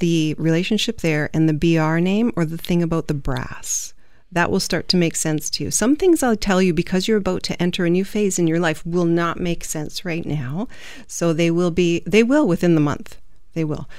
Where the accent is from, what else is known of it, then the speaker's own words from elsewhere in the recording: England, United Kingdom; I'm English. Well, I'm half Italian